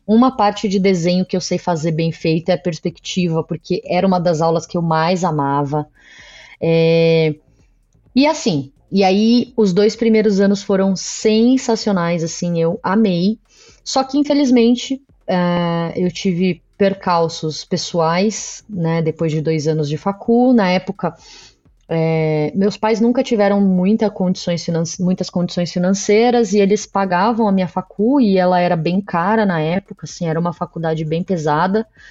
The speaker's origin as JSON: {"language": "Portuguese", "region": "São Paulo", "country": "Brazil", "said": "eu sou daqui de São Paulo"}